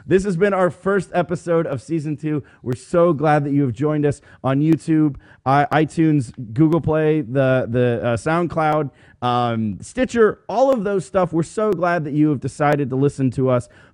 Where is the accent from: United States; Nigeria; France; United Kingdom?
United States; Columbus, Ohio; We're from Columbus.